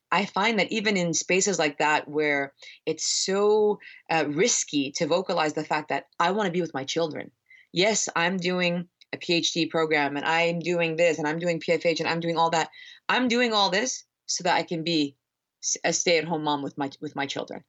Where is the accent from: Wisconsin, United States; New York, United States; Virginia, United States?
Virginia, United States; Northern; moved away; I'm from the East Coast, I'm from Northern Virginia